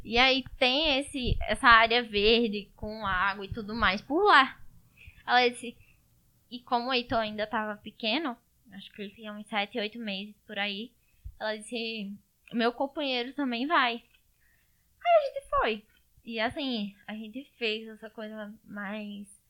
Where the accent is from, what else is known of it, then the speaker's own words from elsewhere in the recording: Garanhuns, Pernambuco, Brazil; Eu sou aqui de Garanhuns, Pernambuco